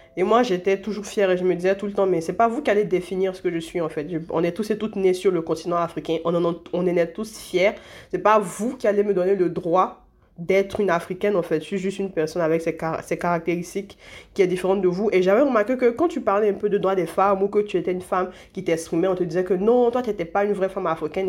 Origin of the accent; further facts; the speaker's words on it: Côte d’Ivoire; je suis née en Côte d'Ivoire